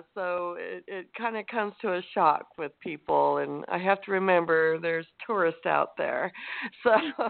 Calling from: Santa Cruz, California, United States; In Central Coast, Santa Cruz.

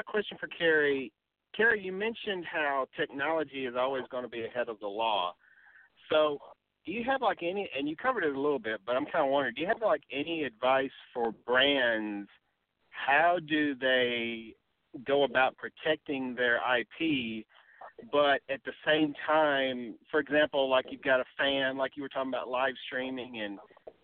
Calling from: Alabama, United States; I'm calling from Alabama

